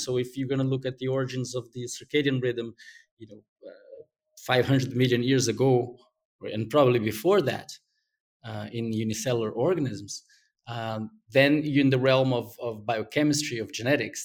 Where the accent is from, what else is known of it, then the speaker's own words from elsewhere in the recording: Brazil; English is a second language; moved away as an adult; I was gonna be sent back to Brazil